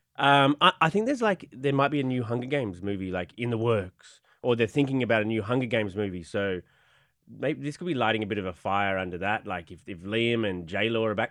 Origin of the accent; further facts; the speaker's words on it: Australia; I'm from Australia.